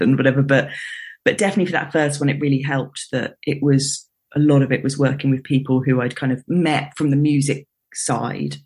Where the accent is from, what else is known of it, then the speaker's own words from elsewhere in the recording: London, United Kingdom; I was born in London, grew up in London, stayed in London for for university